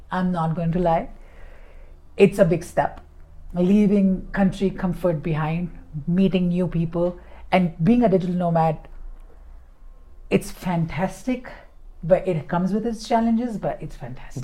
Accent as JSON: {"language": "English", "town": "Mumbai", "region": "Maharashtra", "country": "India", "moved": "as an adult", "said": "I'm from Bombay"}